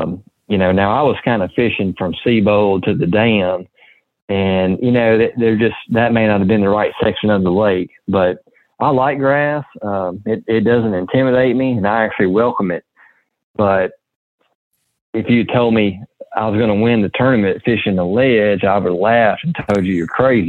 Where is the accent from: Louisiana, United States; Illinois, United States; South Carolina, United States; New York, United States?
Louisiana, United States; I'm from Louisiana